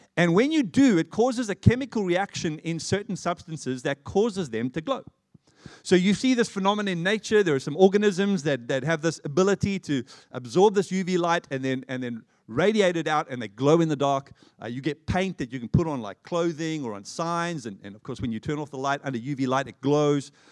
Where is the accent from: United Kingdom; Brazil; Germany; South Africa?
South Africa; Johannesburg, Gauteng; now in Australia; I'm an Australian citizen, having been born and raised in Johannesburg.